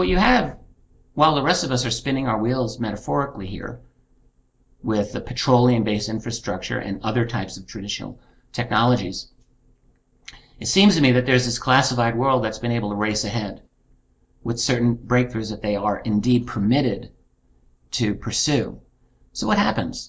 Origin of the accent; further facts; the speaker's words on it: United States; I'm an American citizen. That's my government.